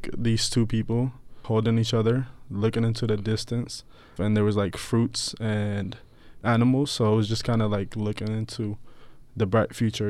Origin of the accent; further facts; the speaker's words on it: Ethiopia; now in Tucson, United States; I was born in Ethiopia. I moved down here in 2012, I believe.